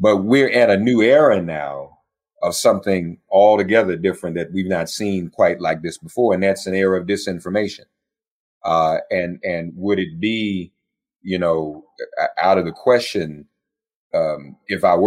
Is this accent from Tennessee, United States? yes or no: yes; Nashville, Tennessee, United States; moved away as an adult; I grew up in Nashville. When I left Nashville in 1985